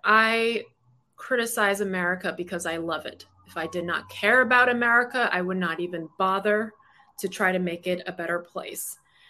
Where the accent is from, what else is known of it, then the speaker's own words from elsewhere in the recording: Brooklyn, New York, United States; I'm a litigator. I'm from Brooklyn. I'm loud.